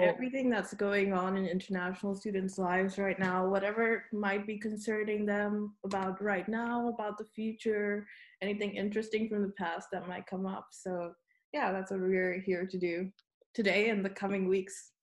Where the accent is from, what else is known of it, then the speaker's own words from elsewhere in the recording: Zimbabwe; moved away as an adult; now in Groningen, Netherlands; I'm from Zimbabwe. I've been living here in Groningen